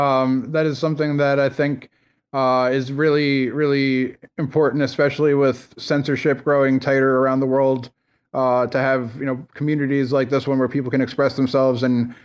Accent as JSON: {"language": "English", "country": "United States", "said": "I would have been able to speak to three people from those three countries as an American"}